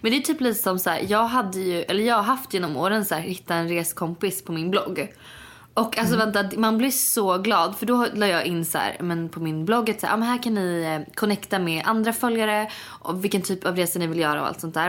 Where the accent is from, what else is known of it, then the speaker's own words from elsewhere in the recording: Sweden; moved away; när jag var hemma i Sverige förra veckan